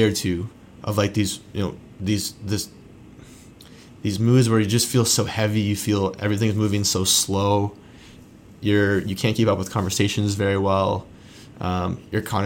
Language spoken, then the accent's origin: English; Southern Ontario, Canada; I grew up in Southern Ontario